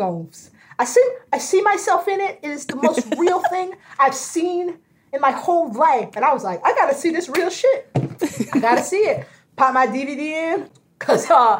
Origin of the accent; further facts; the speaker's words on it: Tallahassee, Florida, United States; I grew up in Tallahassee